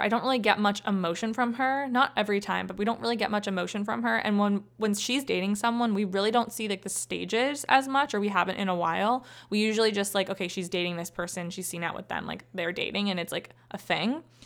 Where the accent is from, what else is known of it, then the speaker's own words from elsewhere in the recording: Ohio, United States; I'm from Ohio